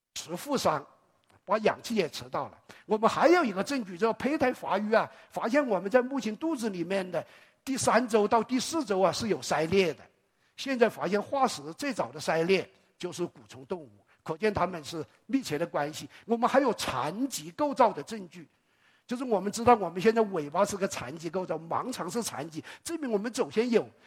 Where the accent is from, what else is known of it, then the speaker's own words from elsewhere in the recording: China; 我们中国人很爱脸